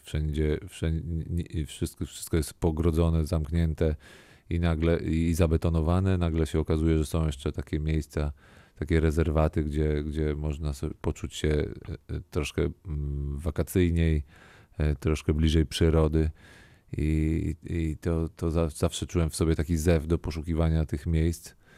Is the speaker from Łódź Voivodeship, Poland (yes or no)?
no; Warsaw, Masovian Voivodeship, Poland; also born or lived in Kazimierz Dolny; z tej mojej, mojej blokowiskowej, wielkiej, ruchliwej, głośnej Warszawy